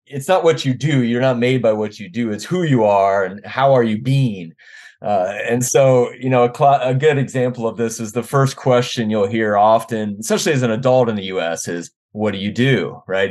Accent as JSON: {"language": "English", "town": "Washington", "region": "District of Columbia", "country": "United States", "tie": "born or raised there", "also_born_or_lived": "Arkansas / Wisconsin / North Carolina", "moved": "as an adult", "lives_now": "Omaha, United States", "said": "I grew up in the Washington, D C area"}